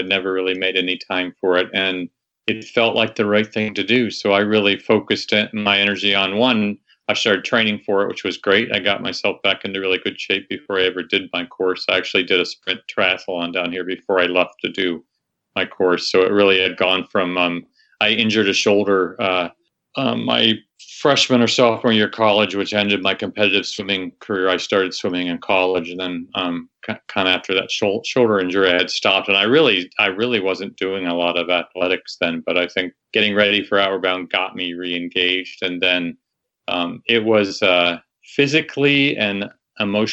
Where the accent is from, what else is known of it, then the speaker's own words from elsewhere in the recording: Ohio, United States; moved away as an adult; also born or lived in Naples, Florida; now in Waimea, Hawaii, United States; I grew up in Ohio